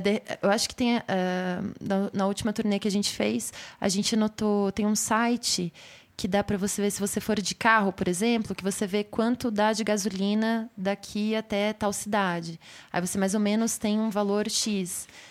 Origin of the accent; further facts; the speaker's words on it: São Paulo, Brazil; eu sou daqui de São Paulo